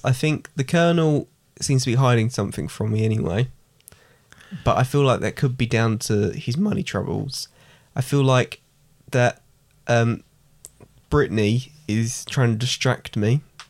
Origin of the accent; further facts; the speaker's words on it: East of England, United Kingdom; And also, I'm from the southeast. I'm from Essex.